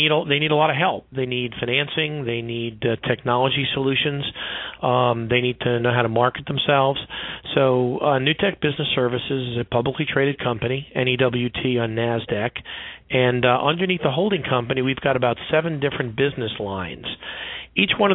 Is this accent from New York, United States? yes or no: yes; New York City, New York, United States; I grew up in Brooklyn, New York